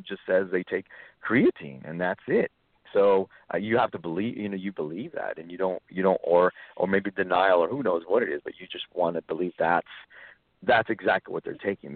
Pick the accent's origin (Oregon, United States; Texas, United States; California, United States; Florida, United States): Texas, United States; South; I grew up actually in South Texas